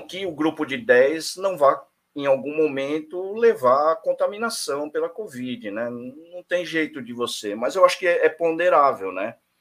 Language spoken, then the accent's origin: Portuguese; Brazil; como brasileiro